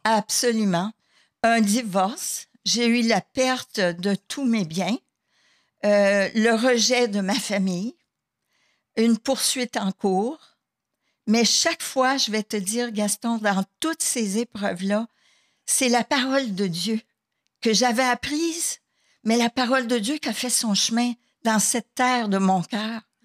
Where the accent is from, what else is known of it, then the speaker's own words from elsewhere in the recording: Sherbrooke, Quebec, Canada; je suis native de Sherbrooke, Québec